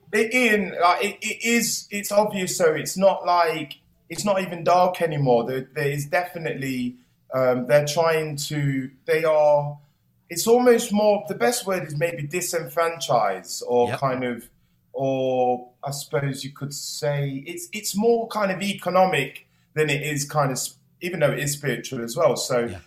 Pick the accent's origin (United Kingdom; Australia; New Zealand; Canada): United Kingdom; Nottingham, East Midlands; I am from Nottingham